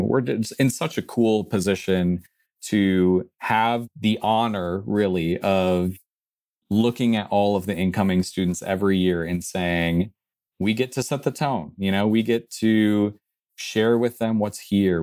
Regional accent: Midwest, United States; growing up in the Midwest

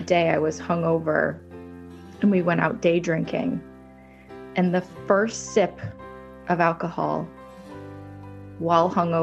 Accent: Vermont, United States; moved away as an adult; now in Naples, United States; I'm from Vermont originally

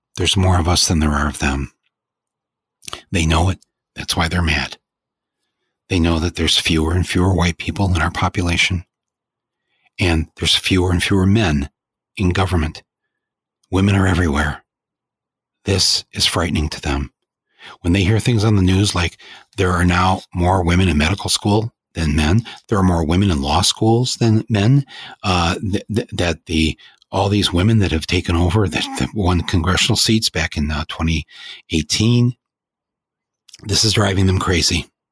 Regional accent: Michigan, United States; I'm from Michigan

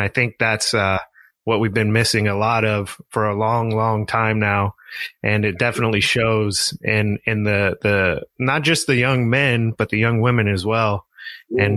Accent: East Oakland, Ramona, Southern California, United States; We moved from East Oakland to Ramona

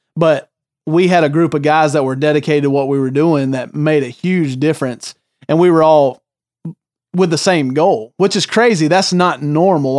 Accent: the South, United States; born or raised there; moved away as an adult

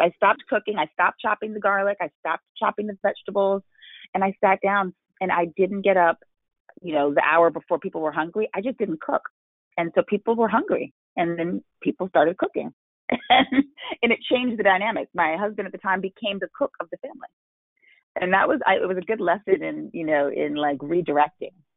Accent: New York City, New York, United States; I grew up in New York City

